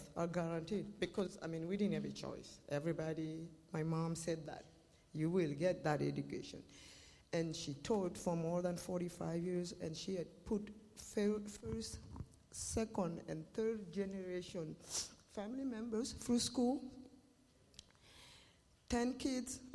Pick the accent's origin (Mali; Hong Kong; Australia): Mali; moved away as an adult; also born or lived in Russia; now in Tri-Cities, United States; I'm from Mali, West Africa. And I've been living in the Tri-Cities for 24 years.